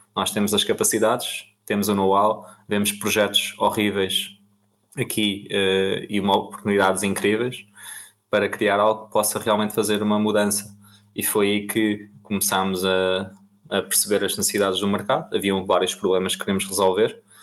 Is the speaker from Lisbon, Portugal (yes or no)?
no; Almada, Setúbal, Portugal; sou natural da Almada, venho de uma família bastante humilde